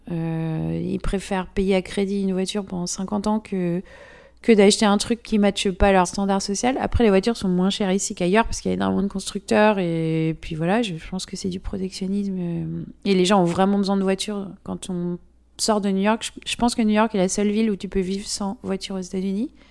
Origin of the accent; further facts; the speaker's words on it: France; accent: French; Et moi, avec mon accent français, les gens pensaient toujours que j'étais une touriste.